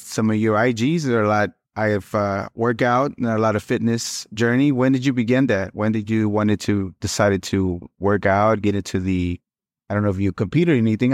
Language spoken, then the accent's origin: English; Mexico; moved away; I'm Mexicano también, so I was born in Mexico and little pueblito too